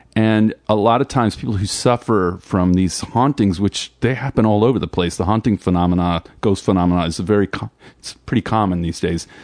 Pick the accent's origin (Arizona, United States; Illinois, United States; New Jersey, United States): New Jersey, United States; I'm from Jersey